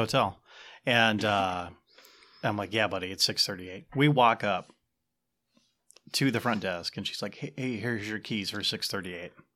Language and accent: English; Ottumwa, Iowa, United States; I actually grew up in Ottawa